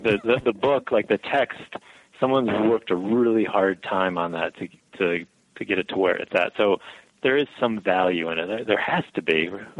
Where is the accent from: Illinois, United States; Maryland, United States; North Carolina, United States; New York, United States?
New York, United States; Albany; also born or lived in Buffalo, New York; I'm from the upstate area. I mean, I've lived pretty much my whole life in Albany or around Albany and been 5 years out in Buffalo.